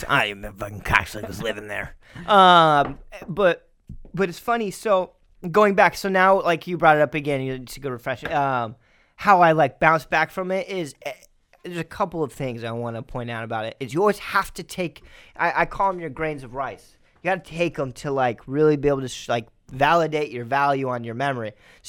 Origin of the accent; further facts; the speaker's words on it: Fremont, United States; No, I grew up in Fremont up until the second grade.